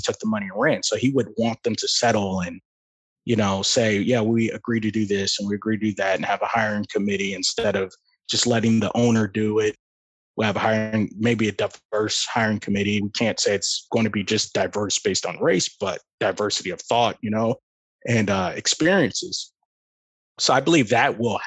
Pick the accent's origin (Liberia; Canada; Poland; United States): United States; Tampa, Florida; I'm from Tampa